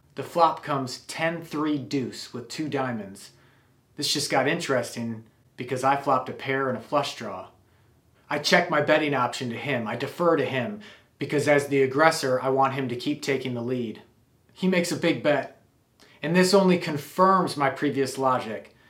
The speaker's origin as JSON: {"language": "English", "region": "Wisconsin", "country": "United States", "tie": "born or raised there", "said": "I grew up in Wisconsin"}